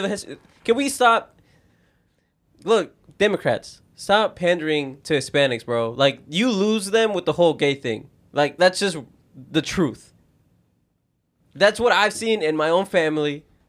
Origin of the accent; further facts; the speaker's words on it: United States; we're American